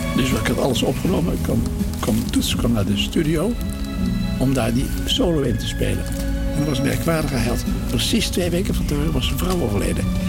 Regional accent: 's-Hertogenbosch, North Brabant, Netherlands; now in Laren, Netherlands; In Den Bosch, waar ik geboren ben

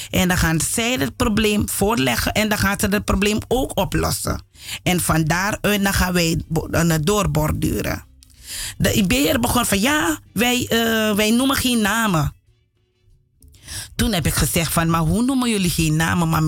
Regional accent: Suriname; now in Netherlands; Omdat ik het als kind ook heb meegemaakt in Suriname.

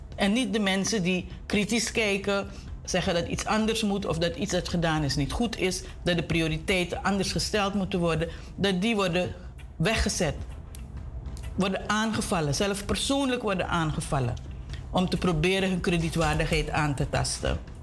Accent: Suriname; we als Surinamers

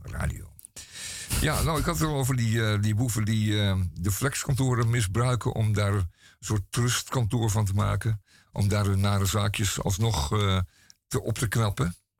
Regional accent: Amsterdam, North Holland, Netherlands; Ik ben geboren en getogen Amsterdammer

